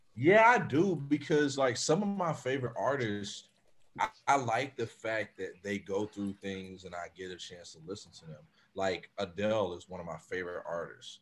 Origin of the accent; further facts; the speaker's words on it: Florida, United States; I'm I'm from Florida. I'm from the South